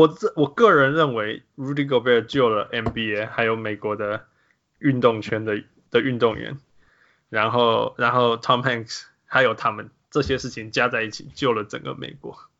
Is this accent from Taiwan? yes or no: no; Canada; moved away; 我是加拿大人，